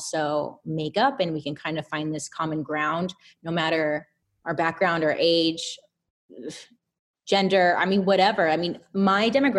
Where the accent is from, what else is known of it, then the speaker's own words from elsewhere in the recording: Inland Empire, Southern California, United States; Out in the Inland Empire, Southern California